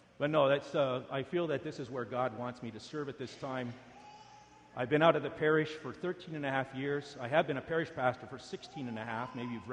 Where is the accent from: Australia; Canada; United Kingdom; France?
Canada; also born or lived in United States; I'm a Canadian, but I have an American wife